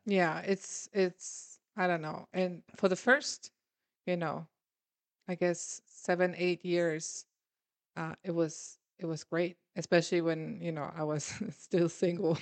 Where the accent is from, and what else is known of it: Germany; moved away as an adult; now in United States